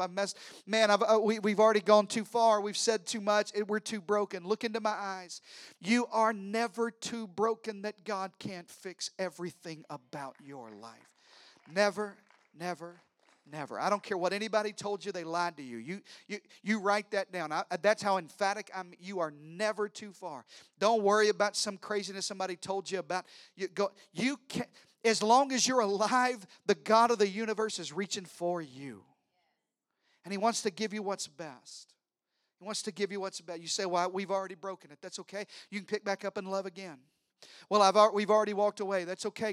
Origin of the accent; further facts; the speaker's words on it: Arkansas, United States; I'm from Arkansas. I'm related to everybody.